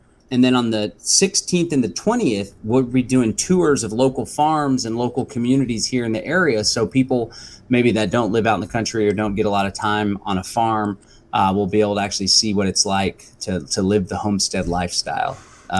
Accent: Austin, Texas, United States; now in Bastrop, United States; it takes place here in Bastrop, Texas, which is just east of Austin. So I was born and raised in Austin, Texas, and lived there my whole life up until about 2.5 or 3 years ago.

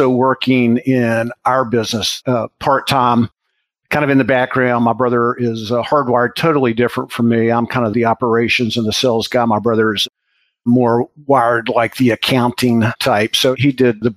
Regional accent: Morgantown, West Virginia, United States; also born or lived in Beckley, West Virginia; I was born in southern West Virginia, Beckley. And it's down kind of on the Virginia border. And my dad got a job promotion and a change when I was in the third grade. Oh. And we moved to Morgantown. So really Morgantown, I've been here since I was about 9 years old. Grew up in Morgantown

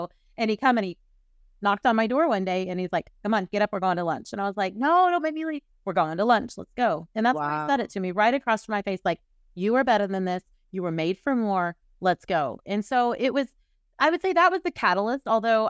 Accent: Oklahoma City, Oklahoma, United States; I was born in the Bible Belt, Oklahoma City, lived in a 10-mile radius my whole life.

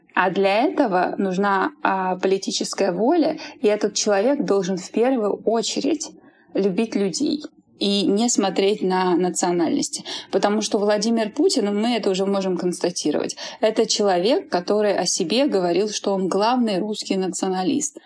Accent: Saint Petersburg, Russia; also born or lived in Buryatia; Я родилась в Бурятии, выросла в Петербурге

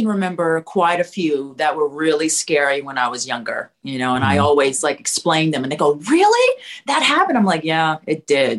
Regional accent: Memphis, Tennessee, United States; moved away as an adult; also born or lived in New York City; Originally. Yeah, born and raised in Memphis, a Southern girl.

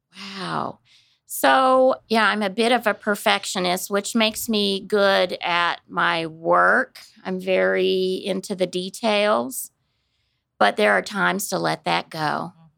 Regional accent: Kansas City, United States; moved away as an adult; also born or lived in Dallas, Texas; now in Wichita, United States; I grew up in the Kansas City area

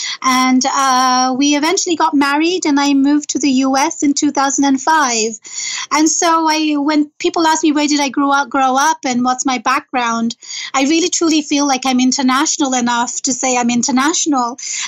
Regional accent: London, United Kingdom; also born or lived in Bangladesh; now in United States; even though, you know, I grew up in London, I grew up in Bangladesh. America really truly became home very quickly for me.

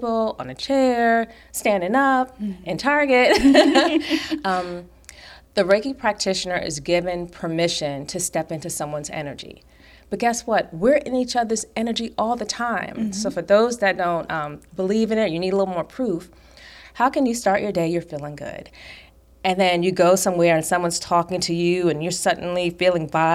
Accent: New York, United States; I was taught that stress is just a way of life growing up in New York

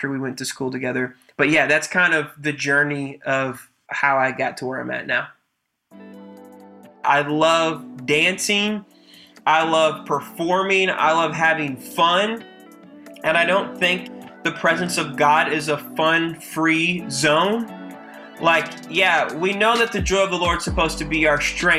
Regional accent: Battle Creek, Michigan, United States; now in Houston, United States; I grew up in the great state of Michigan, holler at you boy, pure Michigan, in a city called Battle Creek.

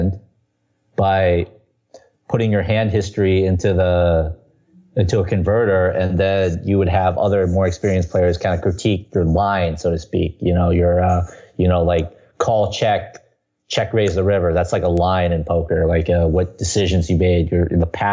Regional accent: Southern California, United States; now in New York City, United States; I come from Southern California

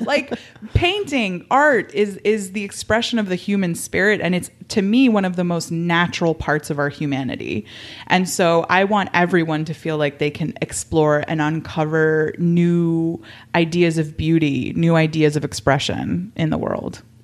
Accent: Miami, Florida, United States; I grew up in Miami

